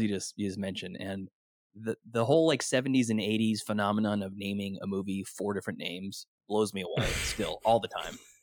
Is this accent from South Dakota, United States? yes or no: no; Sacramento, California, United States; I'm from the Sacramento area